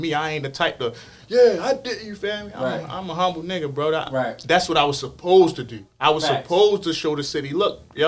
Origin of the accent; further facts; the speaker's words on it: Baltimore, Maryland, United States; I'm from South Baltimore